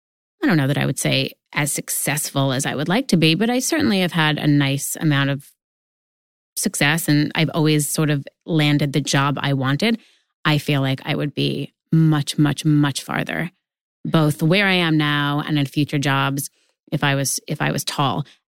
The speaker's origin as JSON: {"language": "English", "region": "New York", "country": "United States", "tie": "born or raised there", "said": "I grew up in New York."}